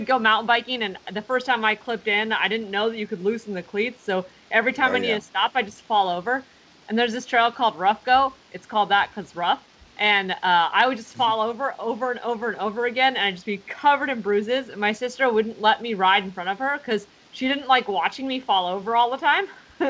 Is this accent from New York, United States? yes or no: no; Santa Rosa, California, United States; I was born in Santa Rosa